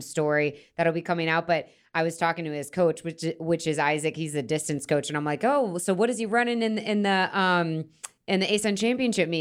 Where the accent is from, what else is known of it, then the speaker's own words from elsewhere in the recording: Florida, United States; I'm from Florida